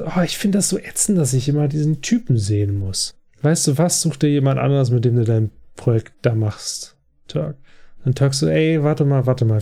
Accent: Germany; als Deutsche

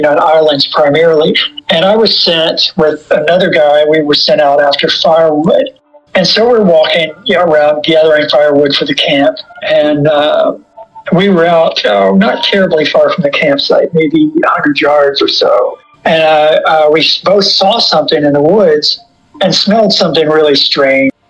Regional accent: Lexington, Kentucky, United States; I was born in Lexington, and I grew up downtown in an area that was just Victorian houses

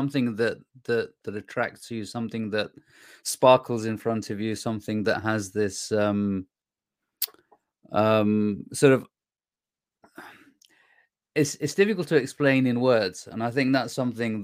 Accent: Iraq; moved away; I was born in Iraq myself.

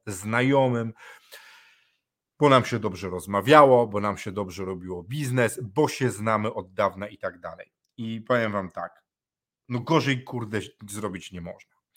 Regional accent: Poland; u każdego z nas w Polsce

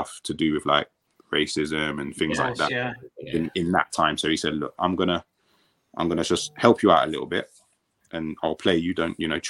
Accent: London, United Kingdom; I'm from the London Borough of Brent. So I used to play for Brent

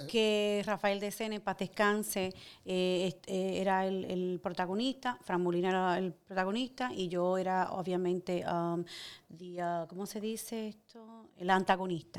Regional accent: Santo Domingo, Distrito Nacional, Dominican Republic; moved away as an adult; also born or lived in Guttenberg, New Jersey, United States; es de Santo Domingo, República Dominicana. Eh, yo nací, me crié en el INVI, que queda en los kilómetros

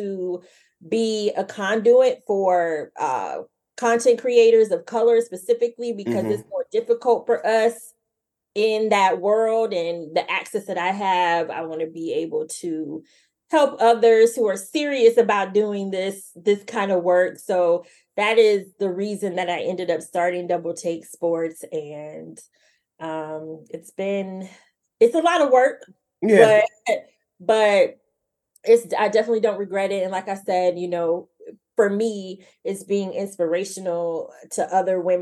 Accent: Jacksonville, Florida, United States; moved away as an adult; now in Washington, D.C. area, United States; I was born and raised in Jacksonville

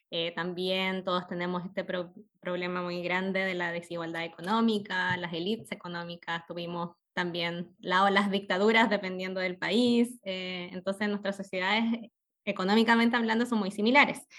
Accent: El Salvador, Atacama, Chile; moved away as an adult; also born or lived in Valparaíso, Chile / Hamburg, Germany; now in Schorndorf, Germany; como ya contaron, soy originaria del norte de Chile, eh, de una pequeña ciudad minera que se llama El Salvador. Viví allí hasta mis 17 años, luego me tuve que mudar, a Valparaíso para estudiar.

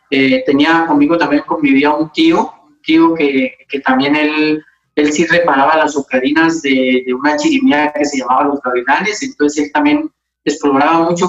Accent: Popayán, Cauca, Colombia; Eh, yo nací aquí en Popayán eh, el 11 de abril del 64 en el barrio El Empedrado un barrio pues bien tradicional de acá de la ciudad.

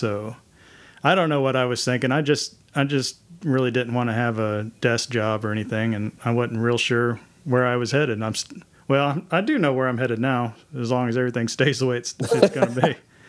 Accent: Mansfield, Texas, United States; That's right. Mansfield, Texas, home of the Fighting Tigers.

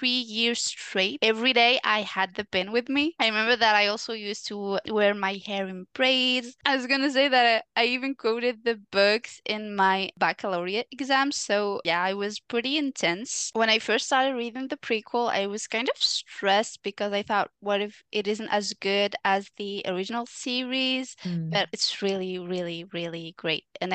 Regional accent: Algeria; now in France; I'm originally from Algeria, but I currently live in France.

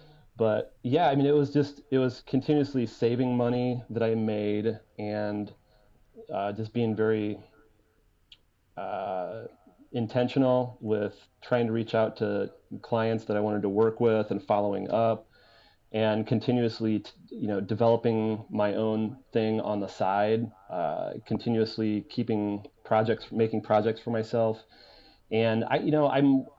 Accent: Fort Wayne, Indiana, United States; it's Fort Wayne

